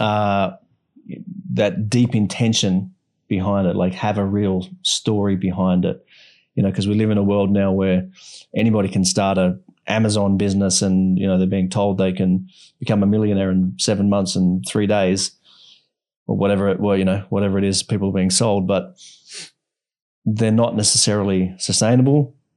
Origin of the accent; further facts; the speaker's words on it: Australia; now in Bali, Indonesia; I'm from Australia and, you know, I'm, I'm grateful for having been brought up in Australia